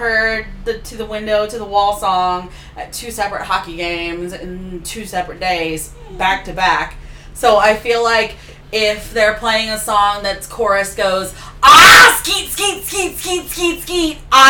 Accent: Oklahoma, United States; I'm from Oklahoma.

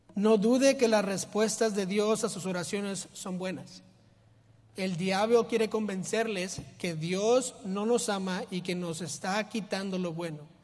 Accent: Mexico; yo soy mexicano

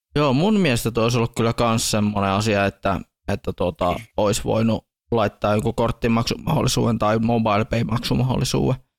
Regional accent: Tornio, Lapland, Finland; meidän täällä kotipaikkakuntani

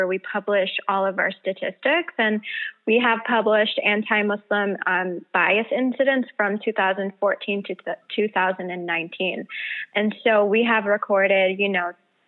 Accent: Michigan, United States; I actually grew up in Michigan.

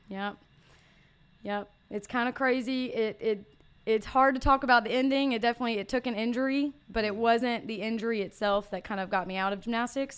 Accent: Brandon, Mississippi, United States; I grew up in Brandon, Mississippi

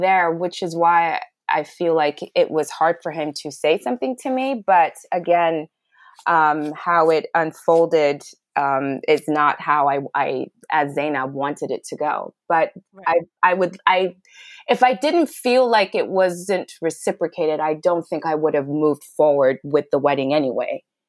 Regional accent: Kenya; also born or lived in Ghana / Pakistan / Sudan / Switzerland; now in United States; So I am from Ghana, but I was born in Pakistan, and I grew up in Sudan, Switzerland, Ethiopia, and Kenya. I finished high school in Kenya

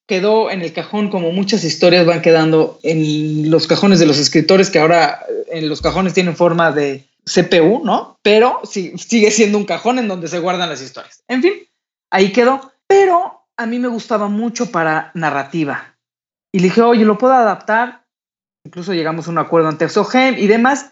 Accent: Mexico; con nuestra cultura, con nuestro país

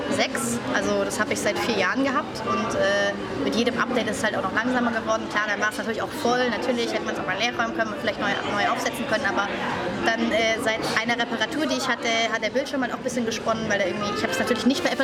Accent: Swabia, Germany; Er ist ja Schwabe, ich bin ja auch Schwabe.

